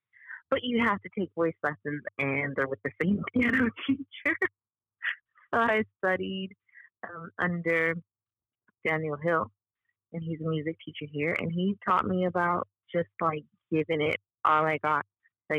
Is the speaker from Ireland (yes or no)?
no; Bermuda; moved away as an adult; I'm from Bermuda